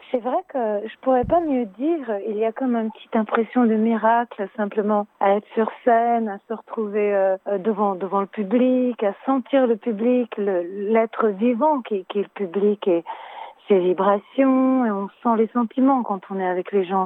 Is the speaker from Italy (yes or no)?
yes; Italy; je suis italienne